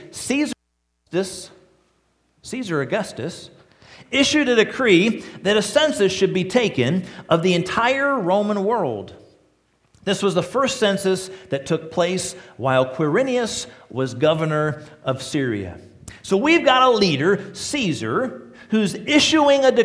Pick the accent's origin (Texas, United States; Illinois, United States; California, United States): Illinois, United States; Joliet; now in Lima, United States; I was born in Joliet, outside of Chicago